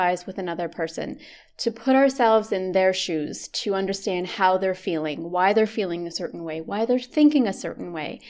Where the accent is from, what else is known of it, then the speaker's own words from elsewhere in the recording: Canada; I'm Canadian